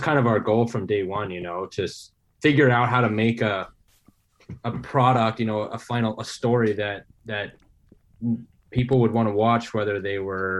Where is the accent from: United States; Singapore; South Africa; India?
United States; Maine; I grew up here in Maine.